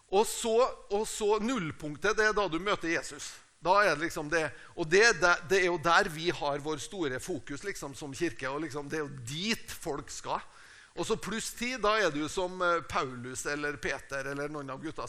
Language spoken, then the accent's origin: Norwegian; Tingvoll, Møre og Romsdal, Norway; moved away; also born or lived in Uppsala, Sweden; Jeg er fra Tingvoll. Det er et lite sted på Nordmøre.